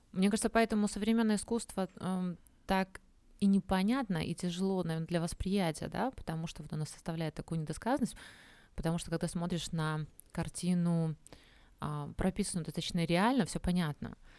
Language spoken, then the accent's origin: Russian; Minsk, Belarus; now in Uzbekistan; я сама из Минска, в котором солнца нет